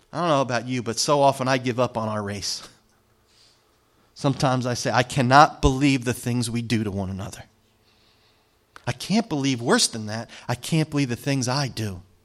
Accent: New Jersey, United States; I'm from Jersey

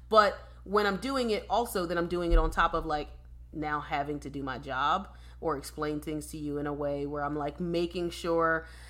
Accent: Philadelphia, Pennsylvania, United States; moved away; I'm from Philadelphia

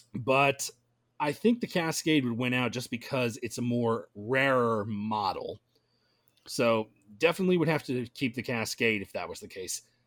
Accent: Gainesville, Georgia, United States; my hometown of Gainesville is just on, on that same route

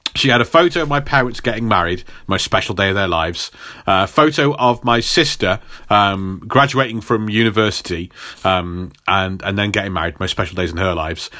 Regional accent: England, United Kingdom; as an English person

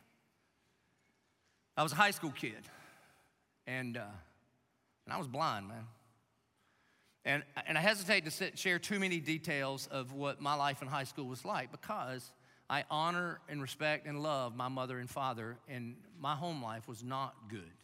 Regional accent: Dillon, South Carolina, United States; now in Jacksonville, United States; Grew up in Dillon, South Carolina.

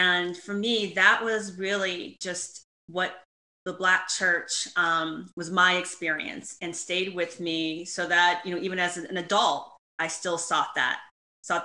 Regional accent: Shaker Heights, Ohio, United States; I grew up right outside Cleveland, Ohio in Shaker Heights.

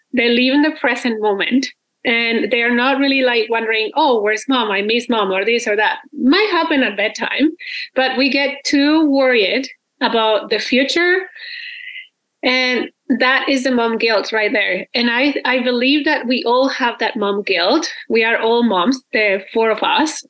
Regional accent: Mexico; moved away as an adult; now in Canada; I'm originally from Mexico, and I've been living in Canada for like 12 years already

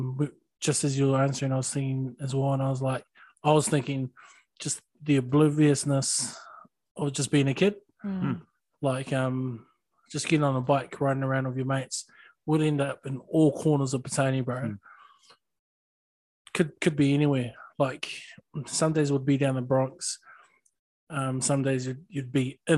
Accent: Lower Hutt, Wellington, New Zealand; I was born in Lower Hutt. Dad was a teacher. Mum was a nurse. And I felt like I had a real good upbringing.

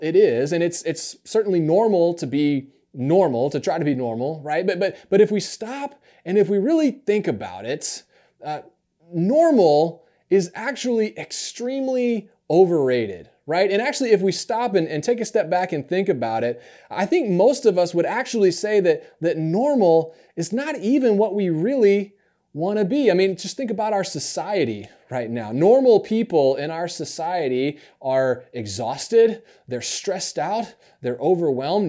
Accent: upstate New York, United States; born or raised there; also born or lived in Alabama

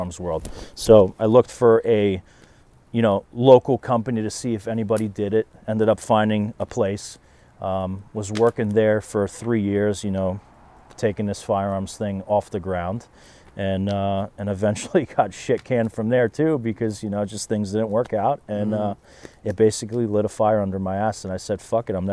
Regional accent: South River, New Jersey, United States; growing up in South River

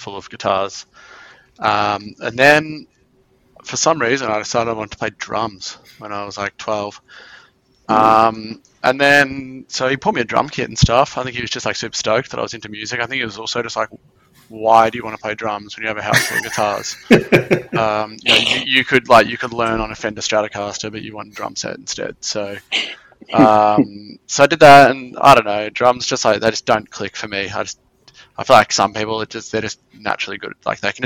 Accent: Belgrave, Victoria, Australia; I'm in Belgrave

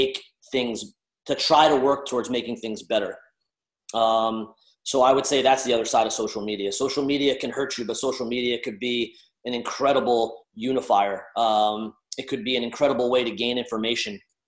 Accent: New Jersey, United States; I'm Italian from Jersey

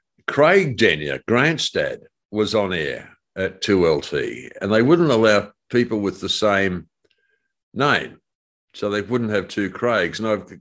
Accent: Sydney, New South Wales, Australia; Lee and I grew up together in Eastwood in Sydney.

